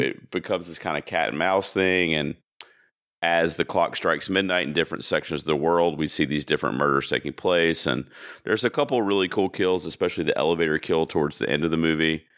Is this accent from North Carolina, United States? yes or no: yes; Charlotte, North Carolina, United States; my hometown in Charlotte, North Carolina